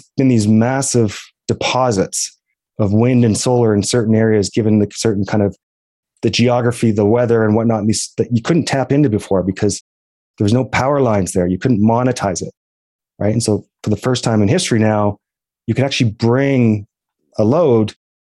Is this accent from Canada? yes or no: yes; Alberta, Canada; And I think about kind of the idea that I'm from Alberta